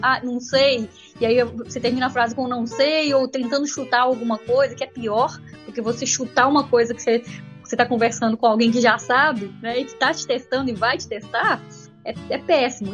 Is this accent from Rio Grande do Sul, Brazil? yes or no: no; Barra Longa, Minas Gerais, Brazil; also born or lived in Viçosa; Eu fui, eu fui criada na roça. Quando eu falo que eu sou de Barra Longa, que tem 6.500 habitantes, na verdade eu, eu, fui criada na roça mesmo.